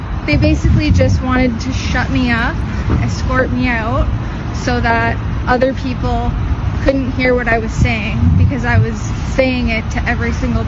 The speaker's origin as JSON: {"language": "English", "country": "Canada", "said": "I'm just saying, I'm"}